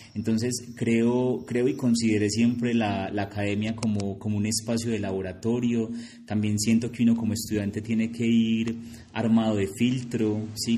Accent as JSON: {"language": "Spanish", "town": "Envigado", "region": "Antioquia", "country": "Colombia", "tie": "born or raised there", "said": "yo soy de Envigado"}